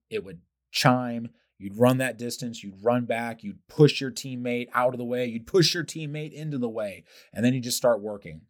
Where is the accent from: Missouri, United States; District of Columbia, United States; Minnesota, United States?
Missouri, United States; St. Louis; growing up, young public school kid here in St. Louis